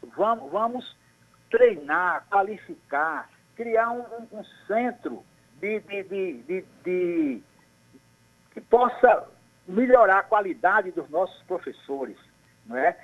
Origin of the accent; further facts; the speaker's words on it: Guarabira, Paraíba, Brazil; O trânsito de Guarabira, infelizmente, a minha terra natal